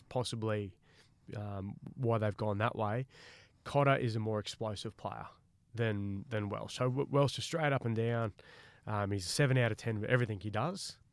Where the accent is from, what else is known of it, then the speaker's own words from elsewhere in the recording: Queensland, Australia; I'm a Queenslander and I love Queensland